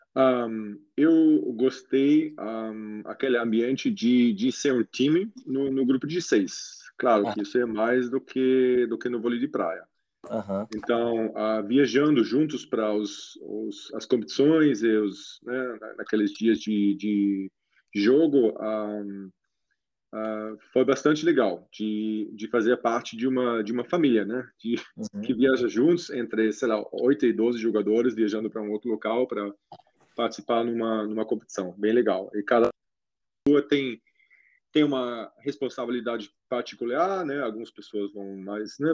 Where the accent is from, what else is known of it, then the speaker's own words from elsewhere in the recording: Germany; Portuguese is a second language; now in Brazil; minha infância na Alemanha